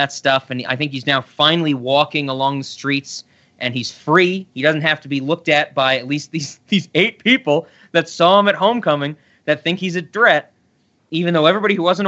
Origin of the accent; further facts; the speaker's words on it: New York City, New York, United States; moved away; I was born in the Bronx, and I got out of the hood